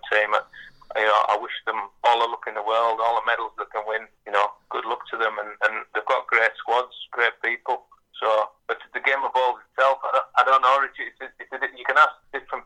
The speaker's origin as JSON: {"language": "English", "town": "Sunderland", "region": "North East England", "country": "United Kingdom", "tie": "born or raised there", "said": "When I was born in Sunderland, we actually lived next door to, it was my grandfather's brother, so our cousins were next door and grew up as musicians"}